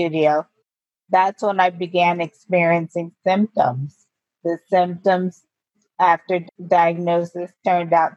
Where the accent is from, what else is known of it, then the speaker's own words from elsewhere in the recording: Poughkeepsie, New York, United States; moved away as an adult; also born or lived in Albany, New York; now in Virginia, United States; I was born in Albany, New York, and raised in Poughkeepsie, New York